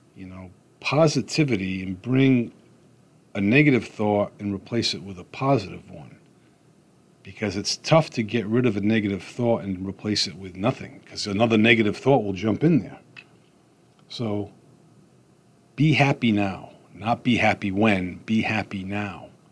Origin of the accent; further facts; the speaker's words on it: Rhode Island, United States; I'm from Rhode Island